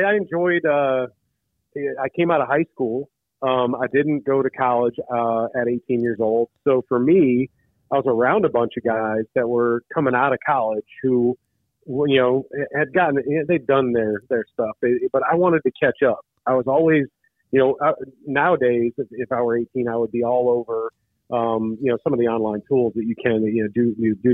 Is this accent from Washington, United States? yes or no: no; Illinois, United States; I grew up in Illinois